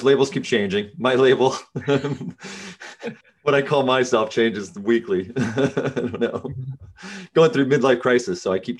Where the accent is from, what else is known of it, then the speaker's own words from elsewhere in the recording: Rockville, Maryland, United States; I grew up in Rockville, Maryland.